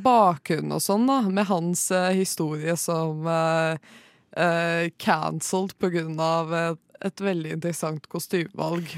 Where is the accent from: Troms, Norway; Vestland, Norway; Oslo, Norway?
Oslo, Norway; jeg kommer fra Oslo.